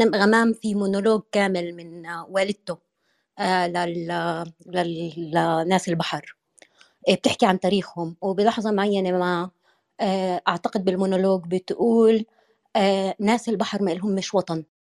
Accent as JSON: {"language": "Arabic", "region": "Upper Egypt", "country": "Egypt", "said": "الصوفيه طبعا منتشرة عندنا في الصعيد أكتر"}